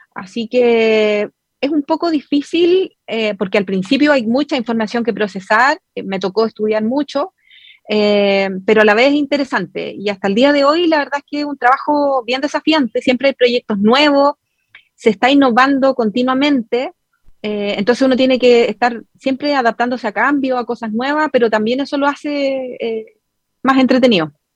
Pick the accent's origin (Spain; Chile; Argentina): Chile; la mayoría somos chilenos